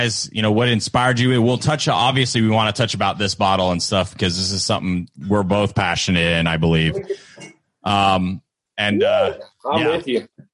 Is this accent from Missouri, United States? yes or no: no; Florida, United States; also born or lived in New Hampshire; now in Lexington, United States; I was born in New Hampshire. I lived there for like 16 months. It doesn't count. I grew up in Florida.